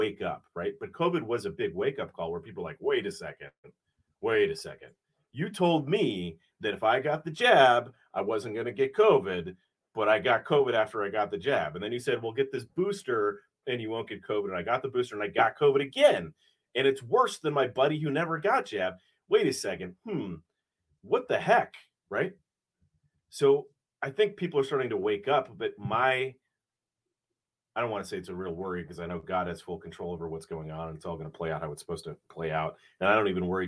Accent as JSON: {"language": "English", "town": "Wilmette", "region": "Illinois", "country": "United States", "tie": "born or raised there", "said": "I grew up in Wilmette"}